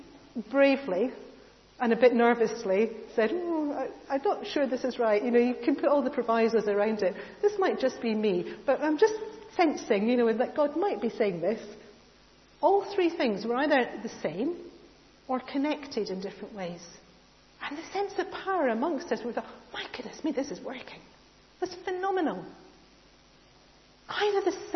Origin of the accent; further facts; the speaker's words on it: United Kingdom; we're British